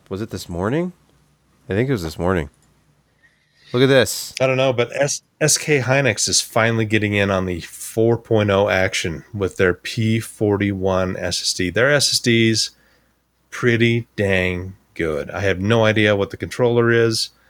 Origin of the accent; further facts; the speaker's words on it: Wyoming, United States; I'm, I'm from Wyoming. We we were not a tech capital at the time.